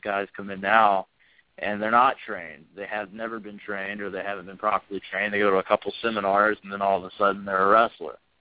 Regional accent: the South, United States; I have always been proud of being from the South

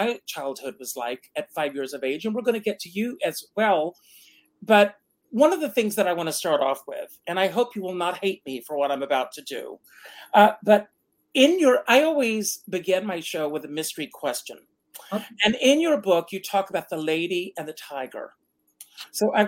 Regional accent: Myrtle Beach, South Carolina, United States; I grew up in Myrtle Beach, South Carolina

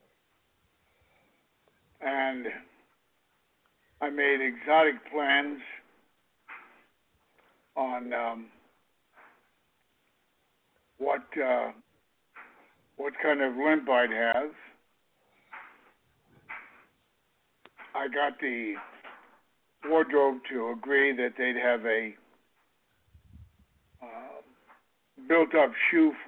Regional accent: Kansas City, United States; I come from Kansas City

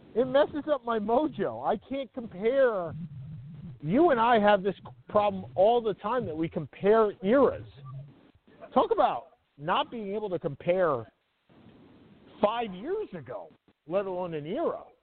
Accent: Long Island, New York, United States; growing up on Long Island

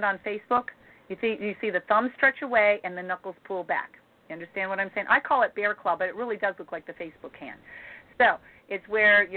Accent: Midwest, United States; I'm from the Midwest

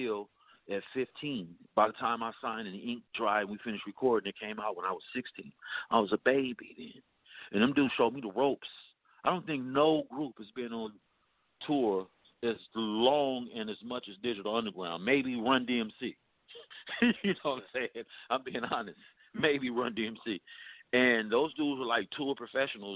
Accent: Los Angeles, California, United States; I'm from the Crenshaw district of Los Angeles, which was the same hood Nipsey was from out the rolling 60s.

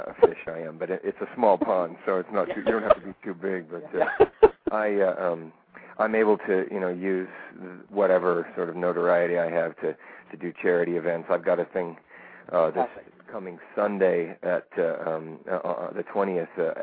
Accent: Boise, Idaho, United States; moved away as an adult; also born or lived in New York City; I grew up in Idaho. I grew up in Boise, Idaho, and when I was 21, I moved out to New York City

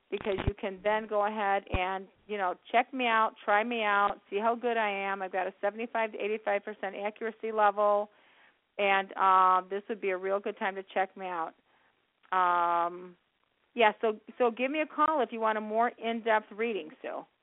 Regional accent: Chicago, Illinois, United States; I was born and raised in Chicago

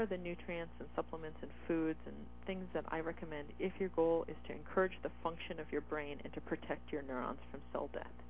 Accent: northern Michigan, United States; now in Seattle, United States; I grew up in northern Michigan.

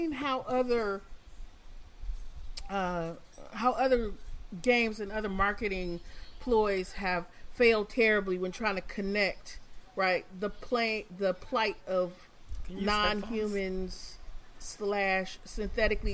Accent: Detroit, Michigan, United States; I'm from Detroit

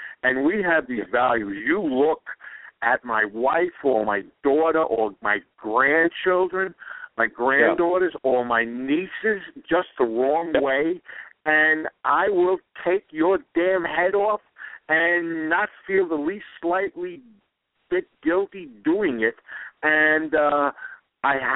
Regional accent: New York City, New York, United States; this big New York City guy

